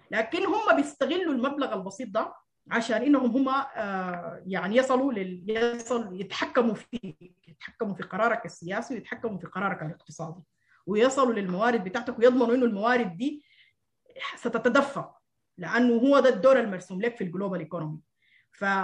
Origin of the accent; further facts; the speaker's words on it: Sudan; هل ما من حقنا كسودانيين آه، يعني نفرح بانه قالوا حيعفوا ديوننا